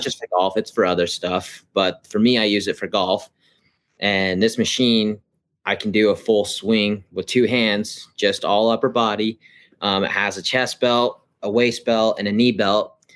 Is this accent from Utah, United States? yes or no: yes; Ogden, Utah, United States; I'm from Ogden, Utah